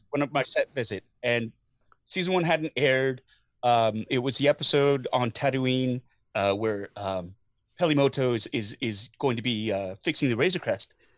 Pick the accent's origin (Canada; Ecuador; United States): Canada; as a Canadian